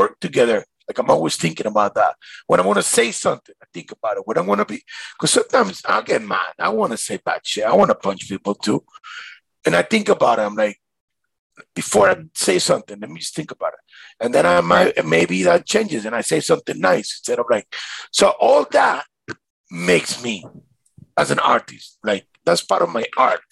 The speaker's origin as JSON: {"language": "English", "town": "Caracas", "region": "Capital District", "country": "Venezuela", "tie": "born or raised there", "moved": "yes", "lives_now": "Miami, United States", "said": "when I grew up in Venezuela"}